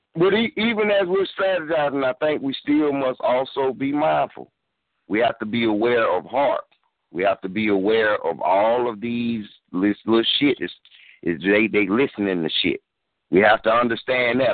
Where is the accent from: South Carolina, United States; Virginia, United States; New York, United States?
South Carolina, United States; I'm from South Carolina myself